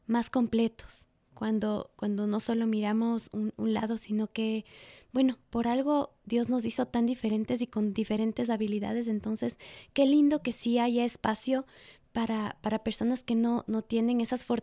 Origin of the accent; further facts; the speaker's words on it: Ecuador; ¿Qué podemos hacer nosotros como ecuatorianos en medio de estos cambios tecnológicos?